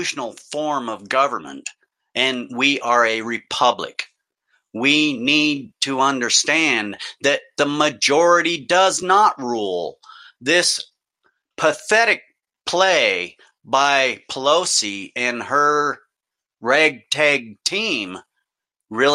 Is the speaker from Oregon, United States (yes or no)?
yes; Oregon, United States; here in Oregon, my home state